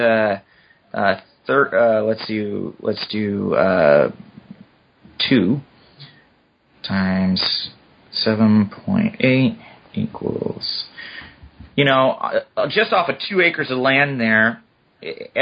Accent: Southern Oregon, United States; also born or lived in Seattle; now in Bastrop, Texas, United States; I'm from Southern Oregon originally

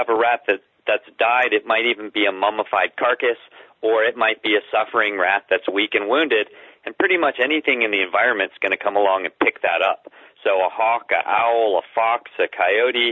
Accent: the South, United States; I grew up in the South in the real religious community

